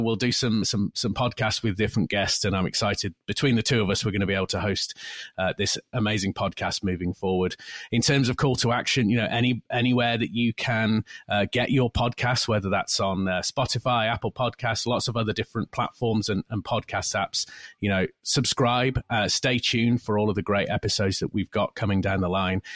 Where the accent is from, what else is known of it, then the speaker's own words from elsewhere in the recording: United Kingdom; moved away as an adult; now in California, United States; from the U K originally. Spent a lot of time over there, of course. Born and raised